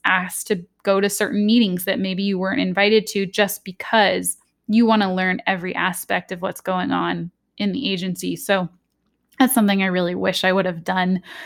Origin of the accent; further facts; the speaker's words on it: Southern California, United States; I'm from Southern California, the U S.